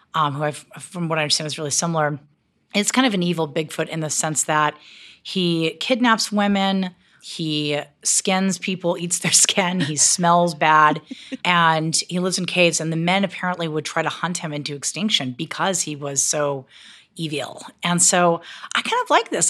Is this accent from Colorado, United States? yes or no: yes; Colorado, United States; I'm from Colorado